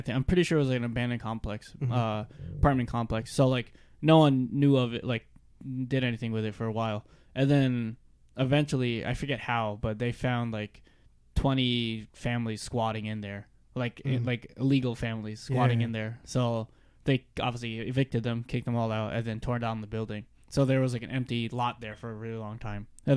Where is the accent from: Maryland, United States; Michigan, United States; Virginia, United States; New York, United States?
New York, United States; Westchester